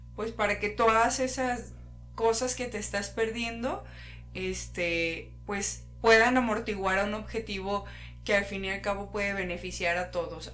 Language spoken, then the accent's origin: Spanish; Mexico